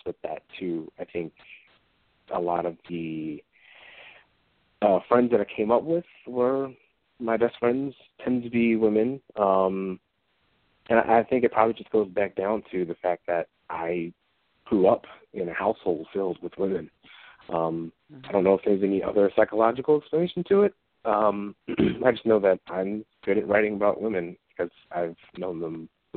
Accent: Philadelphia, Pennsylvania, United States; I grew up in West Philly

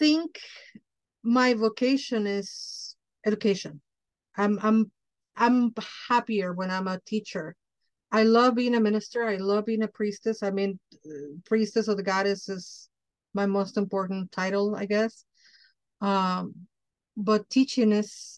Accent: Mexico City, Mexico; moved away as an adult; now in United States; I'm Mexican from Mexico. I was born in Mexico City and I grew up there. And I came to the United States at 25 years old.

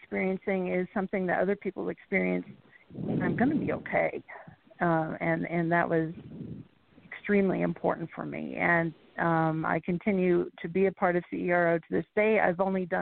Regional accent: Montrose, Colorado, United States; moved away as an adult; also born or lived in Phoenix, Arizona / Roswell, New Mexico; I spent all of my childhood years in Montrose, Colorado

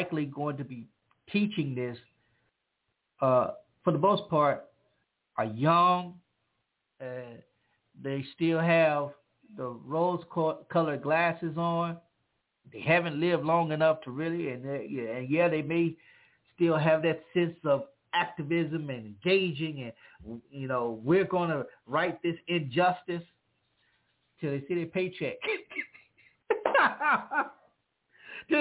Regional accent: Louisiana, United States; I grew up in the South, in Louisiana

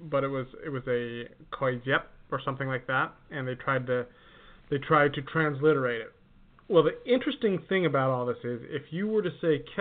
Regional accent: Utah, United States; moved away; where I grew up in Utah

